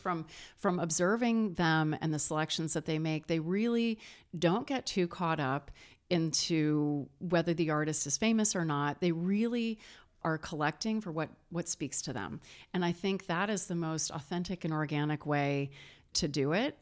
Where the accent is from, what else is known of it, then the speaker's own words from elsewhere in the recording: St. Louis, Missouri, United States; that's my hometown. That was where I was, where I was born